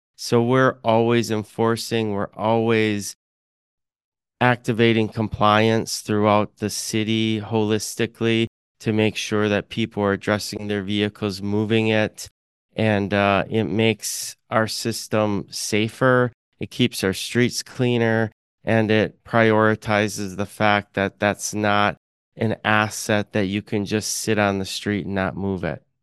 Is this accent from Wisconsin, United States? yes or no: yes; Fond du Lac, Wisconsin, United States; also born or lived in Madison, Wisconsin / Milwaukee, Wisconsin; I'm a very proud Wisconsinite, born and bred in Wisconsin, grew up in Fond du Lac